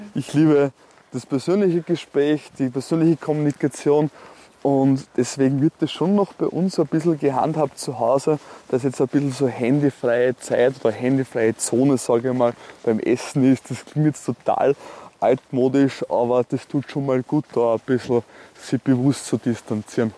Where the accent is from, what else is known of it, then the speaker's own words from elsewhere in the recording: Neumarkt am Wallersee, Salzburg, Austria; Ich bin am Land, da in Neumarkt groß geworden